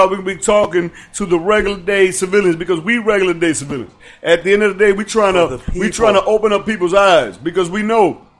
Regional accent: Dominican Republic; I'm from the Dominican Republic.

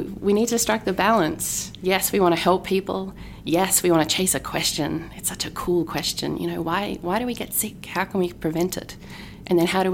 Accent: Tasmania, Australia; moved away as an adult; now in Massachusetts, United States; my hometown in Tasmania

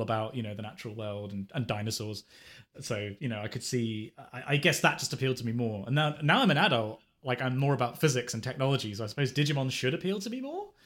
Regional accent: England, United Kingdom; being, being English

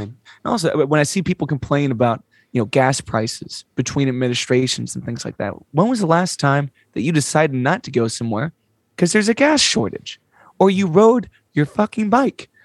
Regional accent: United States; as an American

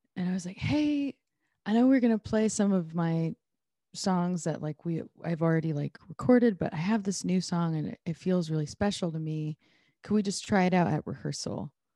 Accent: Iowa, United States; born or raised there

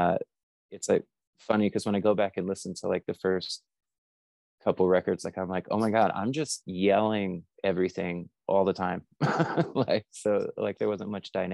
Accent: North Carolina, United States; moved away; also born or lived in Alabama; I was born in Alabama and then raised in North Carolina

